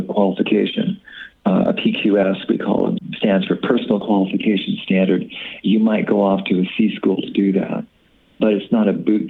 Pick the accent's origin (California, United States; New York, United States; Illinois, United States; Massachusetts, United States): California, United States; Bay Area; now in Des Moines, United States; I grew up on the Upper California coast